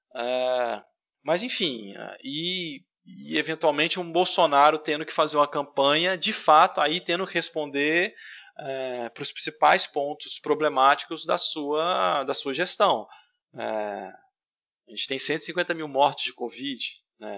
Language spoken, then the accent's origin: Portuguese; Brazil; nós brasileiros